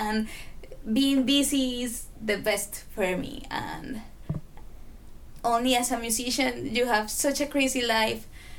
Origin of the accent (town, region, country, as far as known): Costa Rica